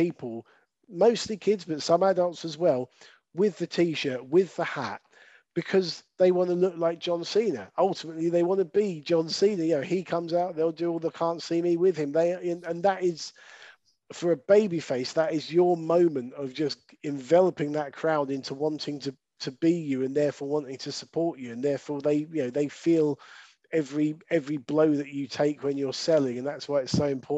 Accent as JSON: {"language": "English", "town": "Brighton", "region": "South East England", "country": "United Kingdom", "tie": "born or raised there", "said": "my hometown of Brighton"}